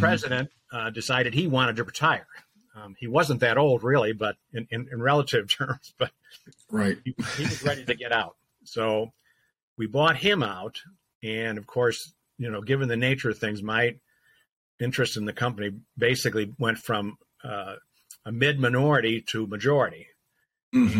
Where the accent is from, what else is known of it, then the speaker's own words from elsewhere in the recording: Chicago, Illinois, United States; moved away as an adult; now in Milwaukee, United States; I grew up in the Chicago area